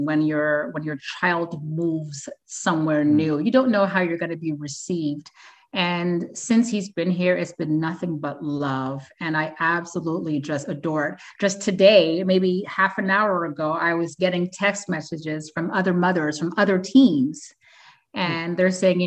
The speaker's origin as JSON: {"language": "English", "country": "Canada", "said": "I'm Canadian"}